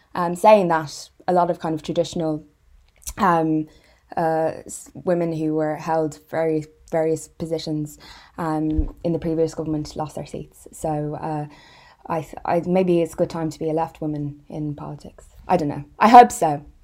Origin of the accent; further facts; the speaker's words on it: Irish Midlands, Ireland; now in West Midlands, United Kingdom; I'm from the West Midlands of Ireland and I live and work in the West Midlands